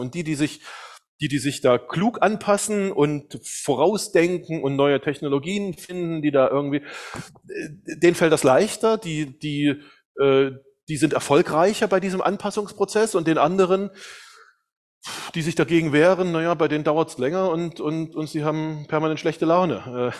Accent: eastern Germany, Germany; also ich komme aus Deutschland, aus dem Osten Deutschlands und dann gab es die Wende. Zur Wende war ich 16 Jahre alt

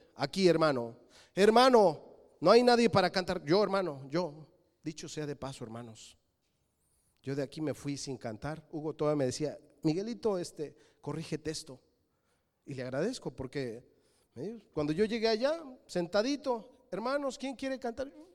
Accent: Mexico City, Mexico; Yo nací en la Ciudad de México. Mis padres son de Querétaro.

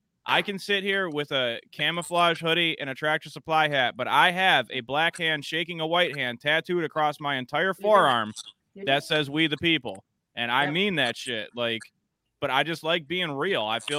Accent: Detroit, Michigan, United States; I grew up in Detroit. I lived in Detroit.

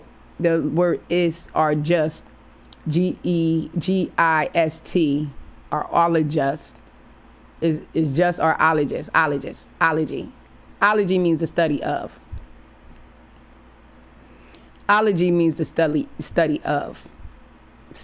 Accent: New Haven, Connecticut, United States; my hometown, the 203 New Haven, Connecticut

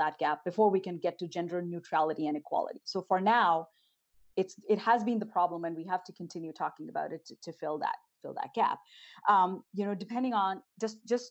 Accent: northern India, India; moved away; growing up in Northern India

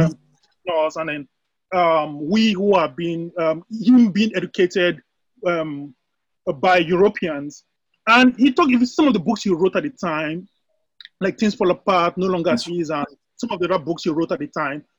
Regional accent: Nigeria; moved away as an adult; now in United States; I'm born and raised in Nigeria. I happen to be in the US, uh, based in the US.

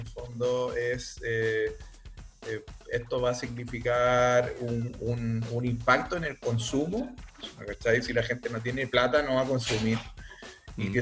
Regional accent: Chile; somos chilenos

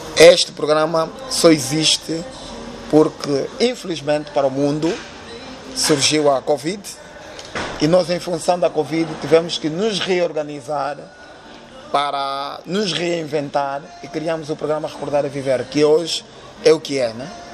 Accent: Luanda, Luanda Province, Angola; Eu nasci no Rangel

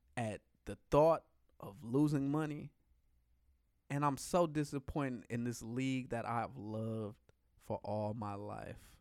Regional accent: United States; I'm American.

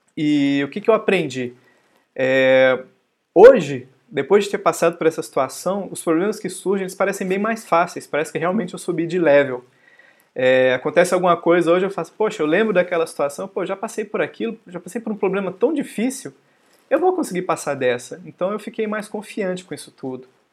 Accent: Brazil; como bons brasileiros

